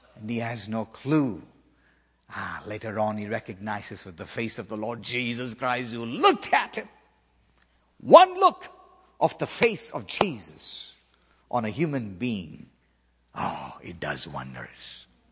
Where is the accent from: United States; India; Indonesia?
India; South India; moved away; in the southern part of India where I was born and raised